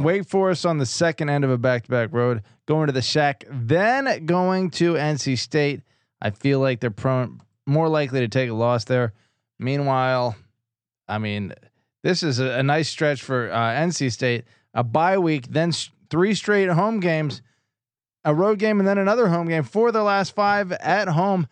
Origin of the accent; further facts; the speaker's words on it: East Coast, United States; I grew up on the East Coast